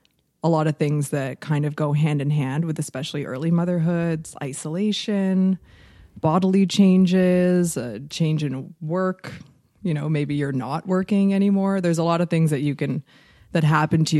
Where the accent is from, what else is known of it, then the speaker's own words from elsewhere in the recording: Jamaica; I'm Jamaican